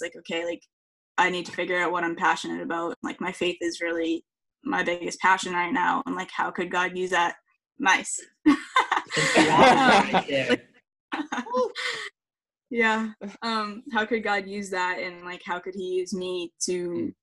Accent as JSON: {"language": "English", "area": "up by Boston", "region": "Massachusetts", "country": "United States", "said": "I'm from Massachusetts, up by Boston."}